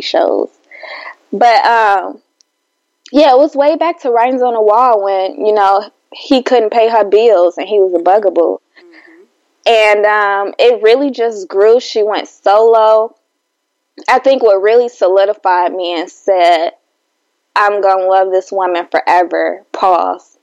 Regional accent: Chicago, Illinois, United States; I'm from Chicago

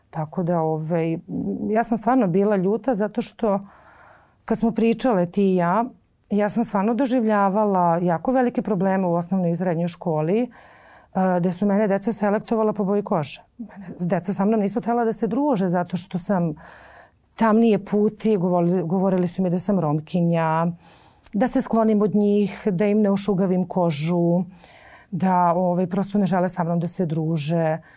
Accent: Belgrade, Serbia; also born or lived in Lebanon / Cyprus; ja sam e, došla sa nepunih sedam godina u Beograd. Mi smo živjeli na relaciji Liban, Kipar, Beograd. Uh, I za sedam godina sam došla ovde da upišem školu. Majka odlučila da me ovde školuje, da ovde živimo.

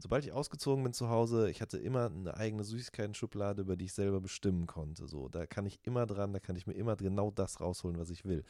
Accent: Ruhr area, North Rhine-Westphalia, Germany; ich komme aus dem Ruhrgebiet

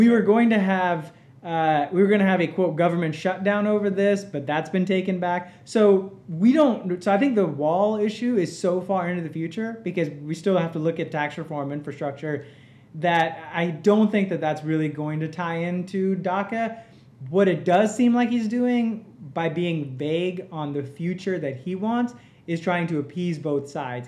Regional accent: Mississippi, United States; also born or lived in India / Georgia; I've grown up in Mississippi

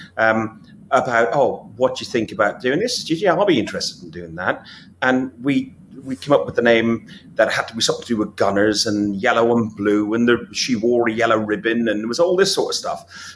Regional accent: Athlone, Westmeath, Ireland; went to football in my hometown in Ireland, Athlone

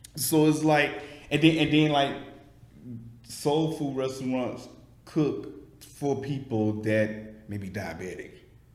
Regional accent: Alabama, United States; Yeah, so he from LA. I'm from Alabama.

